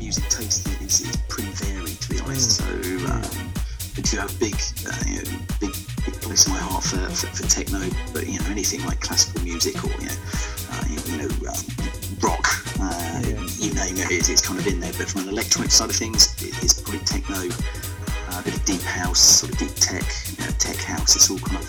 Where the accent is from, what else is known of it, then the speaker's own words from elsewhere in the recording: Winchester, South East England, United Kingdom; moved away as an adult; now in London, United Kingdom; I grew up in Winchester, so Bournemouth was probably the closest that we had to the big clubs down there